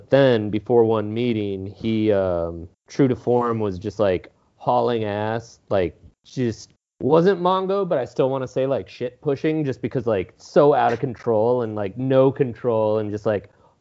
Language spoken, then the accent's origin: English; Minneapolis, Minnesota, United States; I didn't leave the Minnesota, like the twin cities of Minneapolis and St. Paul, to go to college